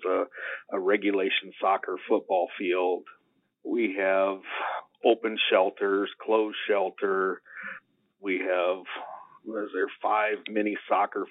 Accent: Tipton, Iowa, United States; I grew up in Cedar County, primarily Tipton.

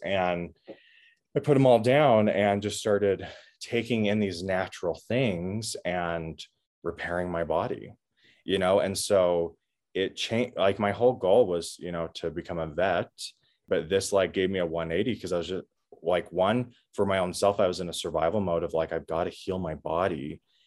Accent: Washington, United States; I grew up in Washington State

